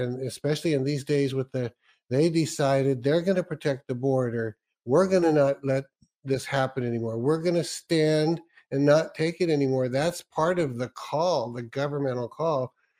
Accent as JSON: {"language": "English", "region": "California", "country": "United States", "tie": "born or raised there", "said": "I was raised in California"}